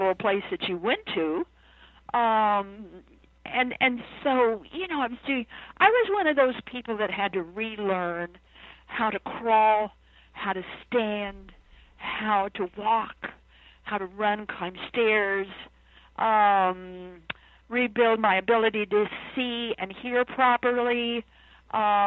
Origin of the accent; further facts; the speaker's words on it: Idaho, United States; now in Virginia, United States; I'm an Idahoan by birth and raised in Idaho, now living in Virginia